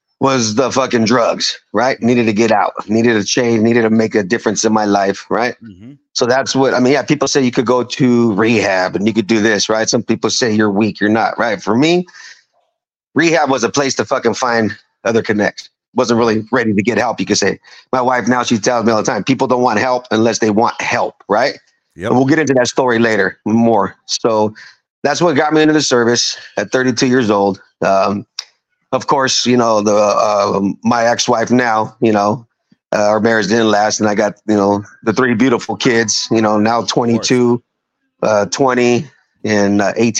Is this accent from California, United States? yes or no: yes; Fremont, California, United States; also born or lived in Fort Riley, Kansas / Hayward, California; we grew up in Fremont